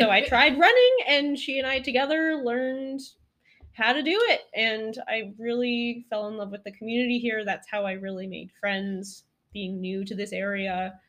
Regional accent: Colorado, United States; moved away as an adult; also born or lived in Walla Walla, Washington; now in Rochester, United States; I grew up in Colorado doing eclectic things with my family, telemark skiing in the backcountry, going hut to hut

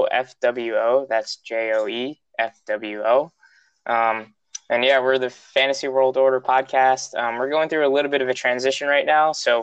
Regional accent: New York City, New York, United States; I grew up in the Bronx, around all the Yankee fans

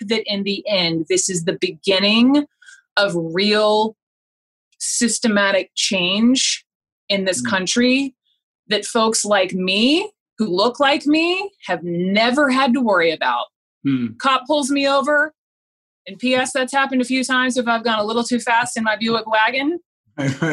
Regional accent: the South, United States; growing up in the South

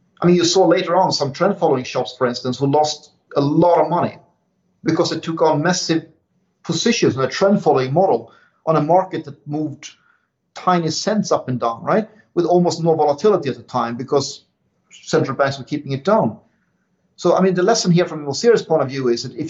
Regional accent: Sweden; English is a second language; moved away; in my home country as well. It was back before I left

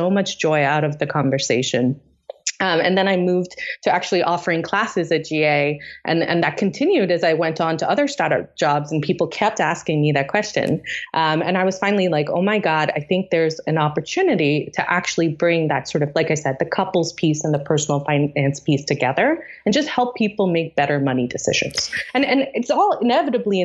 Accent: Tanzania; moved away; also born or lived in Delhi, India; I created our first prom where I grew up in East Africa in Tanzania

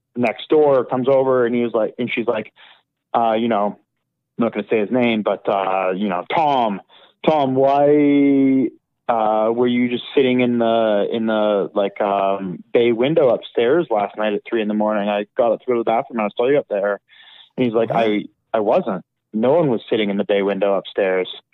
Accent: Calgary, Alberta, Canada; growing up in Calgary

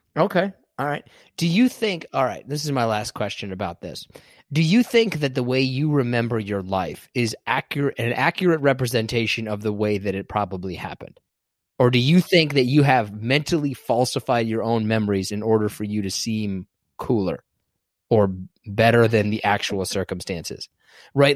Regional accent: Kansas, United States; I'm from Kansas

